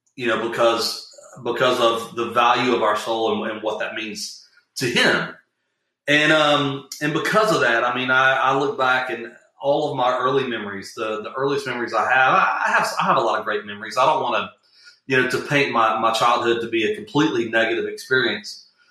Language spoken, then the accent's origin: English; Atlanta, South Georgia, United States; we moved from South Georgia, little small town in South Georgia, to Atlanta, Georgia